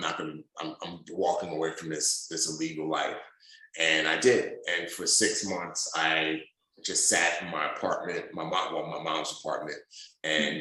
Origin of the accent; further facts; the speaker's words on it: New York City, New York, United States; also born or lived in Nigeria; I was born in Nigeria through some circumstances with the Nigerian government. My father died and my mom and I moved with my brother to the United States. I grew up in the Bronx, New York City